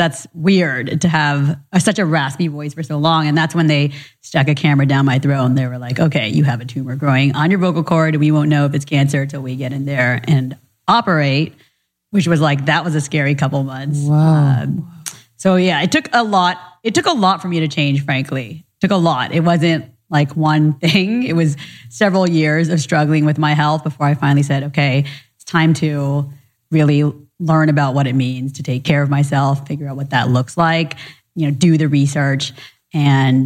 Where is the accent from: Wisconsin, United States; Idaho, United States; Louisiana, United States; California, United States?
California, United States; Orange County; born or raised there; also born or lived in Orlando, Florida